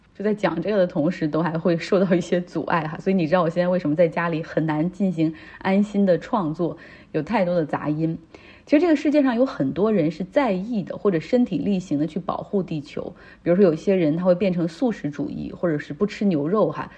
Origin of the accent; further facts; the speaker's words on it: Harbin, Heilongjiang, China; moved away as an adult; 我的家乡哈尔滨，这可能是我高中毕业之后回来时间最长的一次